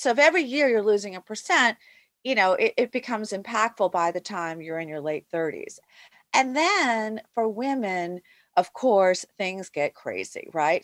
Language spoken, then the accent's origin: English; United States; I'm Asian American